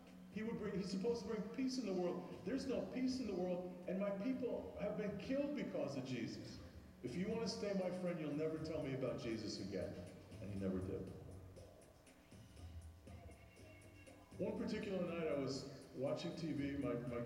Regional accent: New York, United States; I grew up in Brooklyn, New York, in a neighborhood called Bensonhurst

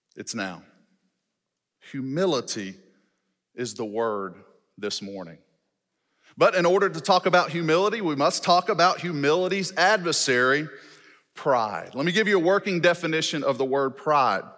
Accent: Shreveport, Louisiana, United States; moved away as an adult; now in Fort Smith, United States; I was born and raised in Louisiana, educated in the Louisiana public school system, graduated college from Louisiana, did my master's online. I've been living in Arkansas for nine years

